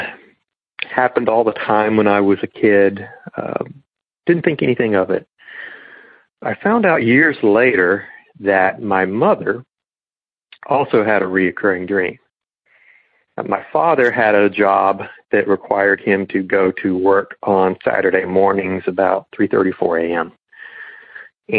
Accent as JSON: {"language": "English", "region": "Northern South Carolina", "country": "United States", "tie": "born or raised there", "moved": "yes", "lives_now": "Northern Florida, United States", "said": "I grew up in Northern South Carolina"}